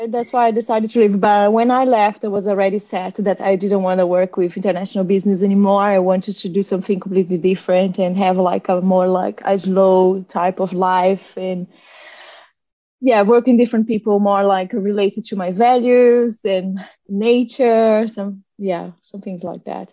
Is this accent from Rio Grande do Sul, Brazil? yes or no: yes; Selbach, Rio Grande do Sul, Brazil; English is a second language; moved away as an adult; also born or lived in Santa Catarina / Paraná; now in Auckland, New Zealand; I come from Selbach, which is a little town in Rio Grande do Sul